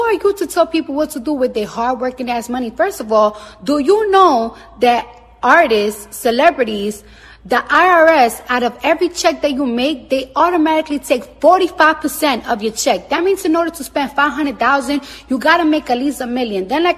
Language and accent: English; New York, United States; I'm from New York and the streets is always dirty